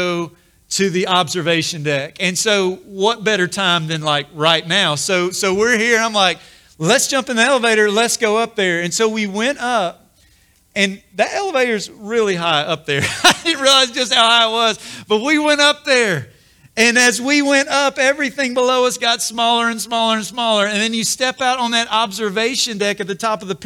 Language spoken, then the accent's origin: English; Corinth, Mississippi, United States; I grew up in Corinth, Mississippi, so not far, and just had been to Memphis many, many times